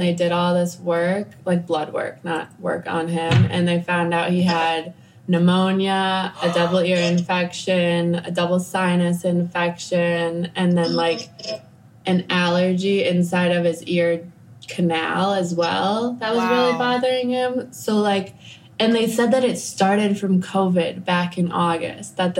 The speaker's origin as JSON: {"language": "English", "town": "Chicago", "region": "Illinois", "country": "United States", "also_born_or_lived": "California / Costa Rica", "moved": "as an adult", "lives_now": "Nicaragua", "said": "I am from the States. I'm from Chicago"}